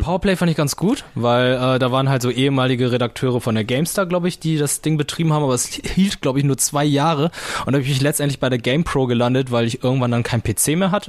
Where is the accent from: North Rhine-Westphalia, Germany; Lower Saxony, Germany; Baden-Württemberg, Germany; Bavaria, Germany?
Lower Saxony, Germany; Lüneburg; es gab ein äh, Fotogeschäft bei uns in Lüneburg